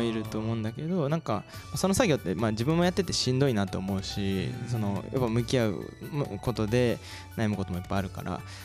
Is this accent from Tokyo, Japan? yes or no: no; Izumo, Shimane, Japan; moved away as an adult; also born or lived in Osaka; now in Kasai, Japan; 地元が島根県出雲市なんですけど